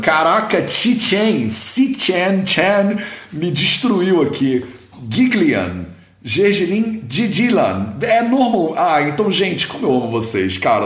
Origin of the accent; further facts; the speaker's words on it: Brazil; eu sou brasileiro